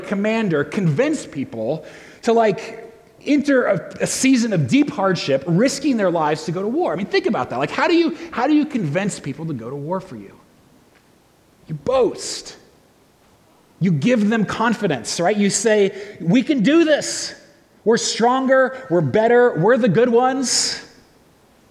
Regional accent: United States; I'm an American, I'm white, I'm male

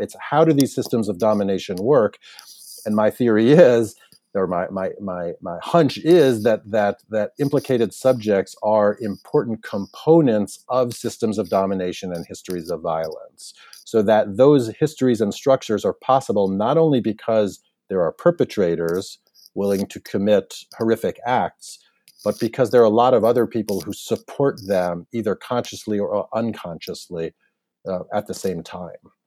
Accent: United States; as an American citizen, as a white American citizen in particular

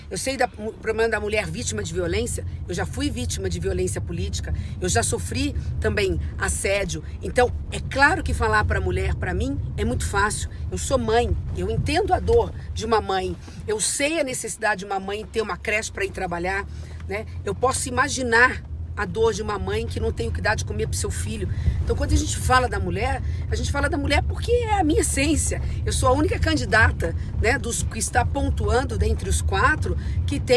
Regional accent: Northeast Region, Brazil; Quando eu venho do Nordeste brasileiro, que eu vou repetir o que eu disse lá, o Nordeste brasileiro era o, é a solução para o Brasil.

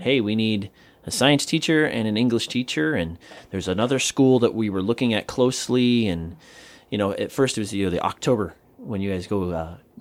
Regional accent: Southern Wisconsin, United States; moved away as an adult; now in Guam; I'm from Southern Wisconsin

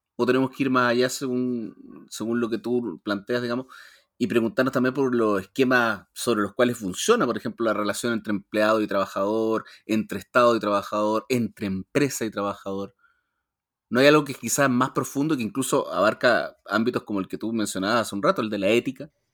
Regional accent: Chile; nosotros como sociedad chilena

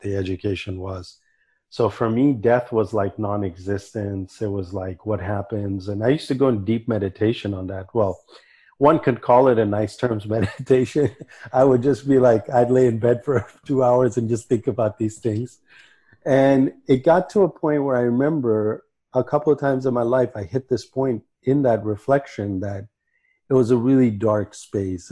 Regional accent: Santa Barbara, California, United States; moved away as an adult; also born or lived in Kabul, Afghanistan / New Delhi, India; now in Vancouver, Canada; I grew up in Santa Barbara and I grew up very liberal

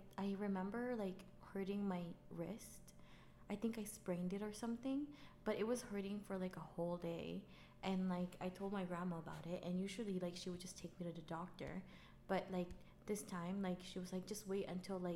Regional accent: Manila, Metro Manila, Philippines; now in Canada; I grew up in Manila, but my dad's family is from Visayas.

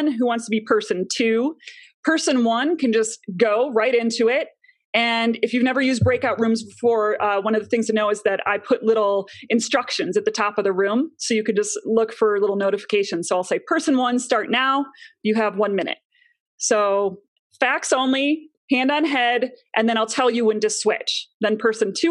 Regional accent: Chicago, Illinois, United States; moved away as an adult; also born or lived in New York City; now in Longmont, Colorado, United States; I am originally from Chicago

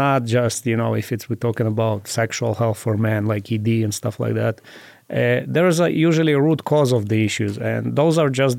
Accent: Israel; moved away as an adult; now in Las Vegas, United States; Growing up in Israel, we have to go to an army

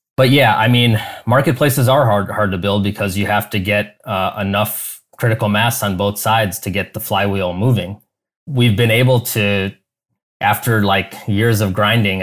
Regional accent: Chicago, Illinois, United States; moved away as an adult; also born or lived in Silicon Valley; now in Cleveland, United States; I grew up in Chicago suburbs

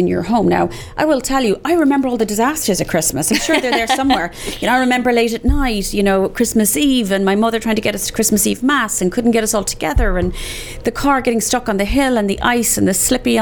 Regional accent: Ireland; now in Dallas, United States; I'm so Irish

